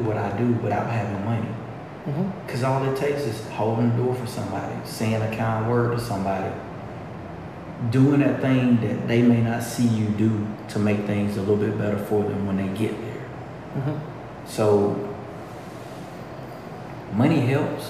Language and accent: English; LaGrange, Georgia, United States; I was born and bred right here